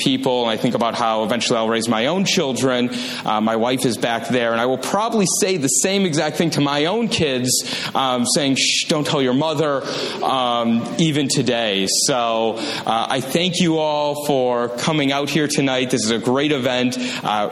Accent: Wausau, Wisconsin, United States; also born or lived in Madison, Wisconsin; I'm from northern Wisconsin. I'm originally from Wausau.

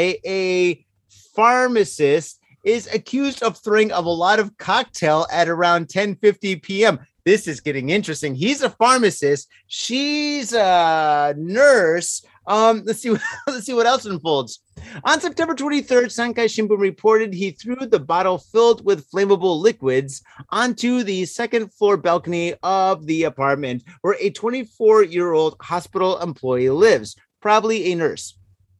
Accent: Midwest, United States; now in Japan; I'm from the Midwest. This is how we say it

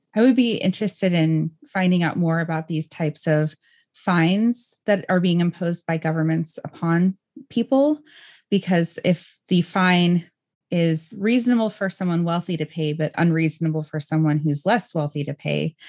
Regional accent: California, United States; growing up in California myself

